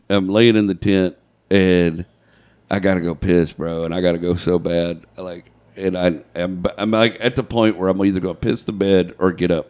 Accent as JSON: {"language": "English", "country": "United States", "said": "I'm American."}